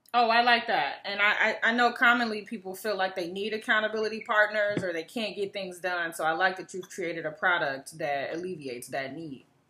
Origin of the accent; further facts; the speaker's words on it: Chicago, Illinois, United States; my hometown, Chicago